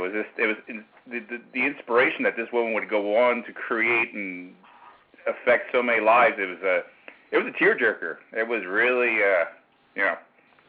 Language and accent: English; New York City, New York, United States; I grew up in New York City, and I went to high school in Manhattan, a Catholic, 150-year-old Catholic high school in New York.